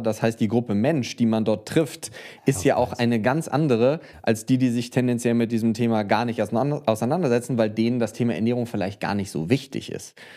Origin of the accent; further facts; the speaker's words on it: Bonn, North Rhine-Westphalia, Germany; Promotion hier tatsächlich in meiner Heimatstadt in Bonn